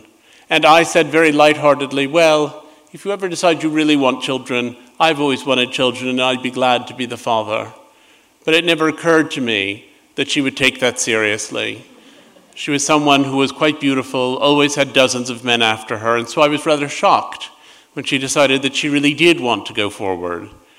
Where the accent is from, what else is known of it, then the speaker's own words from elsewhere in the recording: New York, United States; a building just a few doors down from the one where I grew up in New York.